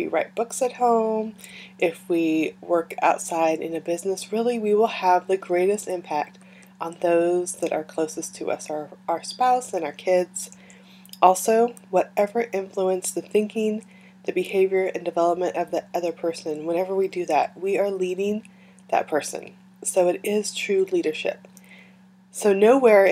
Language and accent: English; California, United States; moved away; I grew up in California, I was born there